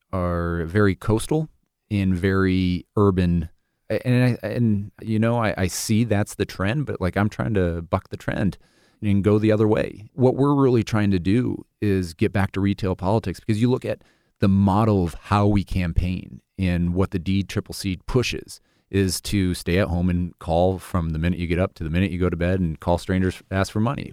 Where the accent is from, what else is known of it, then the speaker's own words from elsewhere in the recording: Sioux City, Iowa, United States; moved away as an adult; also born or lived in Seattle; the Sioux City Journal, my hometown paper